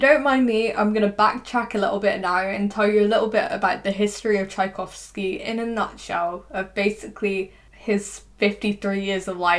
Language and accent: English; England, United Kingdom; accent: English; my English accent